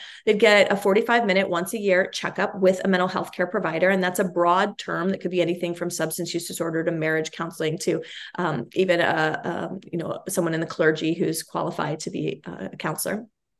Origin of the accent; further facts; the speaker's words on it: Cincinnati, Ohio, United States; I grew up with his private practice in the ground floor of the sort of brownstone building that I grew up in Cincinnati, as a matter of fact.